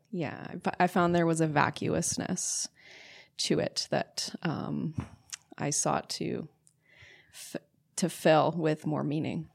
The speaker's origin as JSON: {"language": "English", "town": "St. Albert", "region": "Alberta", "country": "Canada", "tie": "born or raised there", "also_born_or_lived": "Nanaimo, British Columbia", "said": "my parents moved to Alberta when I was, yeah, about three or four. And then I grew up in a small suburb outside of Edmonton, Alberta. Um, it was called St. Albert"}